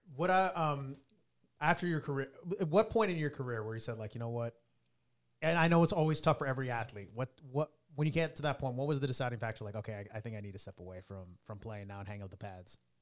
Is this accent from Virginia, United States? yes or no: no; Texas, United States; I'm from Texas